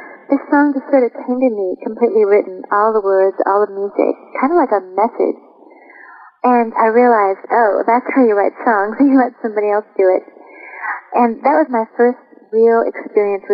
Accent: Chaska, Minnesota, United States; moved away as an adult; I'm born in Chaska, Minnesota, and I've been going back and touring there quite a bit

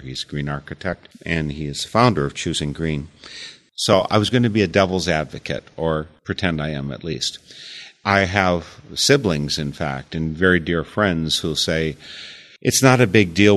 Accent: United States; also born or lived in Eau Claire; as an American

